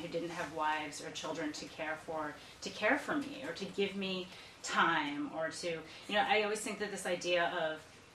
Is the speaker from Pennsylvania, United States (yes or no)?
no; Iowa, United States; moved away as an adult; also born or lived in Boston; I grew up in Iowa